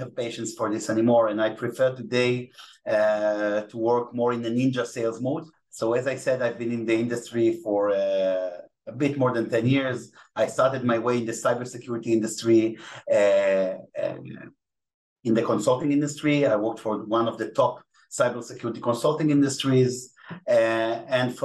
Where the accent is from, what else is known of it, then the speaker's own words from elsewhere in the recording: Israel; accent: Israeli; English is a second language; my Israeli accent. I can speak Hebrew, you know, English is not my native language